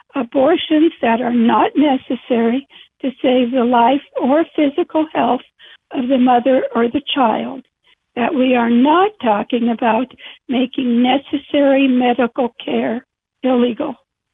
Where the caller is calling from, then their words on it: Waterloo, Illinois, United States; I'm calling from Waterloo, Illinois.